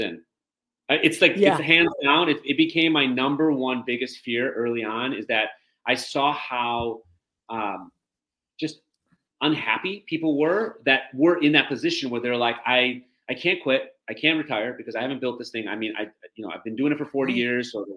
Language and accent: English; Detroit, Michigan, United States; moved away as an adult; also born or lived in East Lansing, Michigan; now in Chicago, United States; I'm from the Detroit area originally